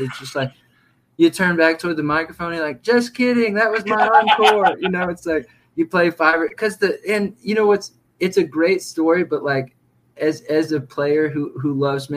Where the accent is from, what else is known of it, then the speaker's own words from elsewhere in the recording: near Houston, Texas, United States; a city closest to my hometown, which was Houston, Texas